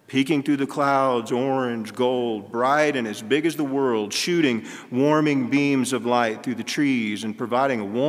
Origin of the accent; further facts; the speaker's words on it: Texas, United States; moved away; I'm from Texas, and anything below 85 is in the blue for me